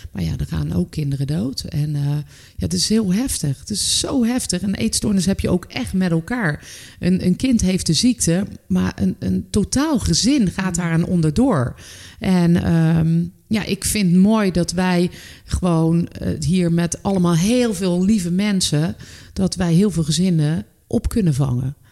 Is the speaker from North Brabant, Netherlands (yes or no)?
yes; North Brabant, Netherlands; moved away as an adult; ik ben uiteindelijk ben ik weggegaan uit Brabant